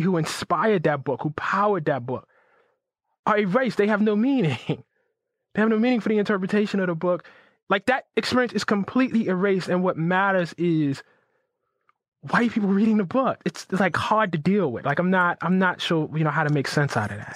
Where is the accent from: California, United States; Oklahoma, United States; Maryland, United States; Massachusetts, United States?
Maryland, United States; Baltimore; I grew up in West Baltimore